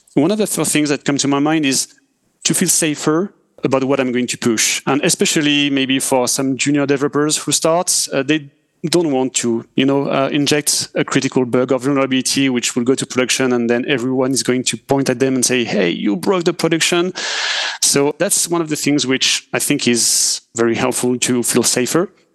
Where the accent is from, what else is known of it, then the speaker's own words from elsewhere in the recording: France; accent: French; English is a second language; I'm French, as uh, we can hear with my accent